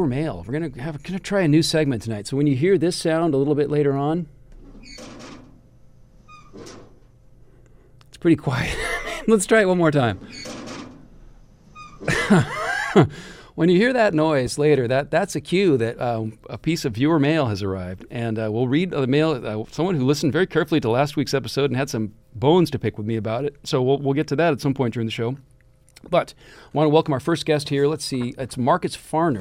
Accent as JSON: {"language": "English", "town": "Kirkland", "region": "Washington", "country": "United States", "tie": "born or raised there", "said": "my hometown of Kirkland, Washington"}